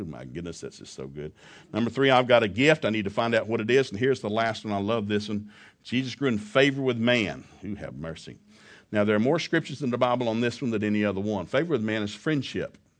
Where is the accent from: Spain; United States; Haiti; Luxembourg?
United States; the South; Now, I grew up in the South.